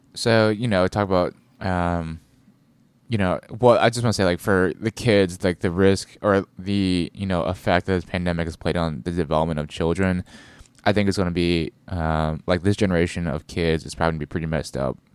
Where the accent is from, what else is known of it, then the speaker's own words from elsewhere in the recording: United States; being an American